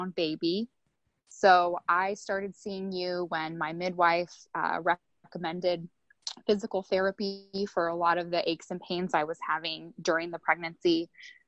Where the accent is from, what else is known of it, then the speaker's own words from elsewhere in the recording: United States; growing up in the United States